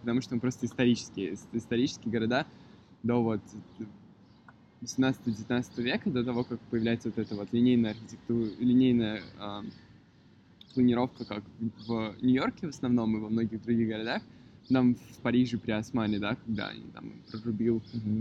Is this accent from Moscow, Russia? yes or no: yes; Moscow, Russia; also born or lived in Yalta; Я родился и вырос в Москве